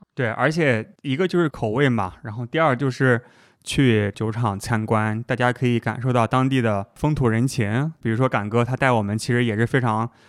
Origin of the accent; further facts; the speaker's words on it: China; 我是中国来的